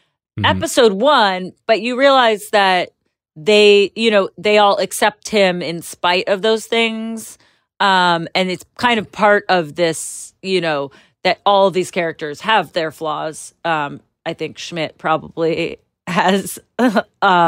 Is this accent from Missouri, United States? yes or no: no; Los Angeles, California, United States; I grew up here in Los Angeles